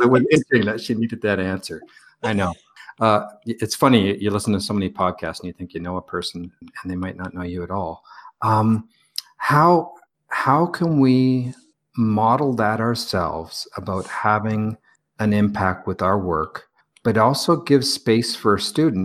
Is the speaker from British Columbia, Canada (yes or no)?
yes; Victoria, British Columbia, Canada; moved away; Victoria, British Columbia, where I'm from